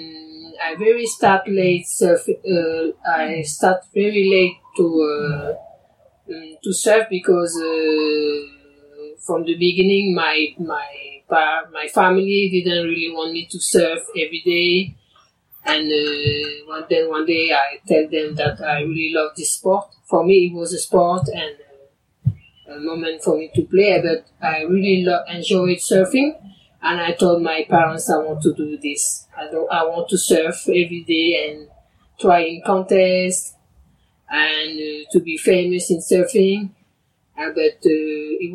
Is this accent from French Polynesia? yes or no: yes; French Polynesia; moved away as an adult; also born or lived in Tahiti; I was born here and was here